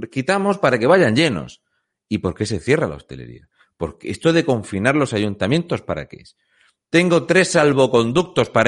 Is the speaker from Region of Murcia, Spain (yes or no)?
yes; Fuente Álamo, Region of Murcia, Spain; Muy buenas … soy de Fuente Álamo de Murcia.